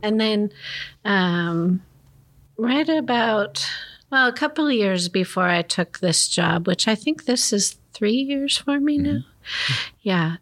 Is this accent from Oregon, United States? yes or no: yes; Gresham, Oregon, United States; also born or lived in Chicago; I grew up in Gresham